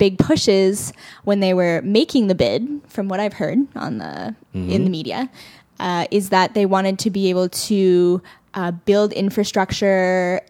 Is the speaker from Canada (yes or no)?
yes; Canada; And we're Canadian. It's like ingrained in our body.